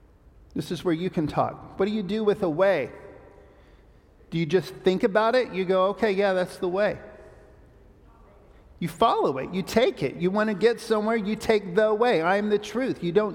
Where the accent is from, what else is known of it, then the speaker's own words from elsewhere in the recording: Papua New Guinea; I grew up in Papua New Guinea because my parents took this very literally